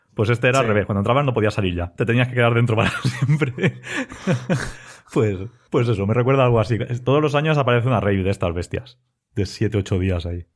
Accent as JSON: {"language": "Spanish", "country": "Spain", "said": "trabajo en IBI, aunque yo soy de ELLA"}